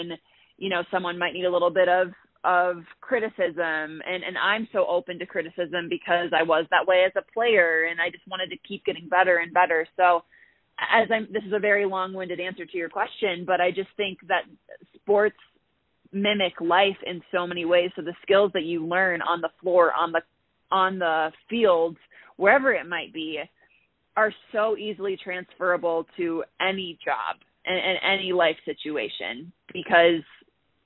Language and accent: English; Minnesota, United States; moved away as an adult; also born or lived in Illinois; now in Colorado, United States; I'm from Minnesota originally